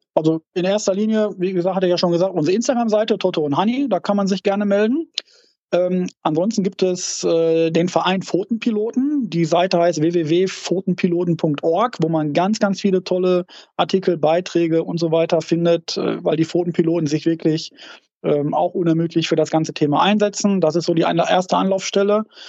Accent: Dortmund, North Rhine-Westphalia, Germany; wir kommen zwar aus Dortmund

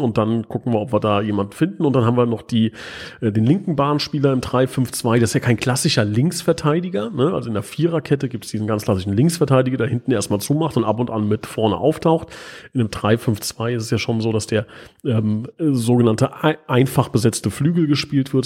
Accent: Hesse, Germany; bei uns in Hessen

